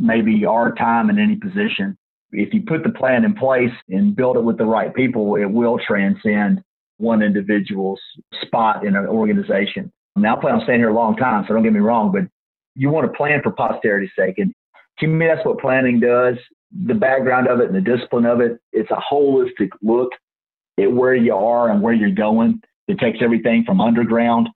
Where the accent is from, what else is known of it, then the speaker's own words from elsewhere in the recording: Minden, Louisiana, United States; now in New Orleans, United States; I grew up north Louisiana, near Shreveport, in a little town called Minden, Louisiana